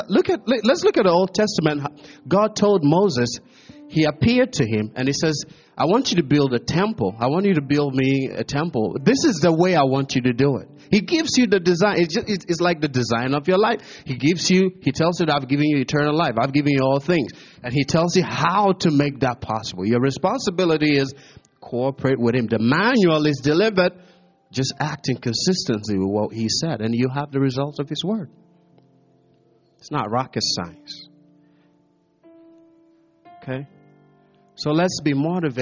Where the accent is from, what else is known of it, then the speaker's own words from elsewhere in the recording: Ghana; also born or lived in America; now in United States; I'm a Ghanaian living in America